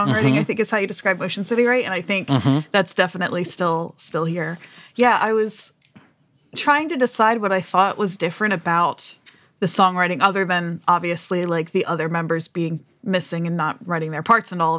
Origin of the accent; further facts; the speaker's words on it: New Jersey, United States; I'm from Jersey